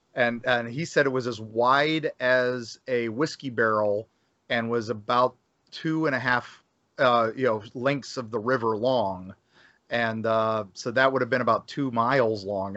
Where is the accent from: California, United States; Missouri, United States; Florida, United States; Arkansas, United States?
Florida, United States; we're creative types here in Florida